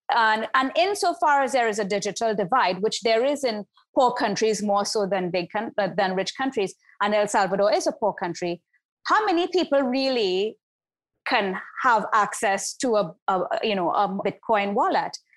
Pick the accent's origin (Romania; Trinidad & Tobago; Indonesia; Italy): Trinidad & Tobago; now in Barbados; my home country in Trinidad and Tobago